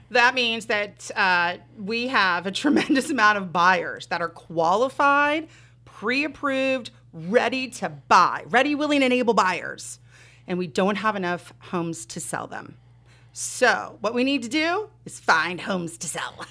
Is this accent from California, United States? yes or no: yes; Southern California, United States; moved away as an adult; now in southwestern Pennsylvania, United States; I'm born and raised in Southern California